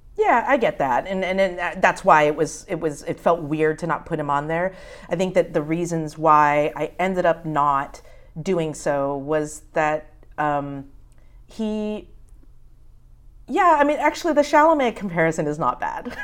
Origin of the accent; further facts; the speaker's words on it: United States; being an American